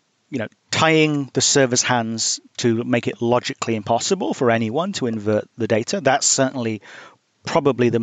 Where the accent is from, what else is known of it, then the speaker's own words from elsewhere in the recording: United Kingdom; now in United States; I'm British and I live in the US